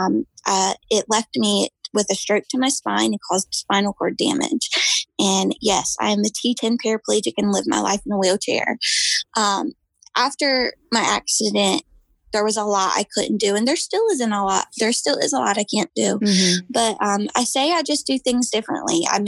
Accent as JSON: {"language": "English", "town": "Manns Harbor", "region": "North Carolina", "country": "United States", "tie": "born or raised there", "said": "I am from the Outer Banks of North Carolina. I'm from Mans Harbor or Michoos. It's a little town. I've grown up here and lived here all"}